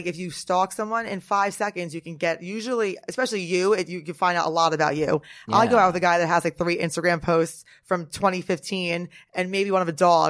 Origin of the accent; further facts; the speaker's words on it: Norwood, New Jersey, United States; I'm from Jersey. I'm from Bergen County, so not far from some of the Real Housewives of Jersey.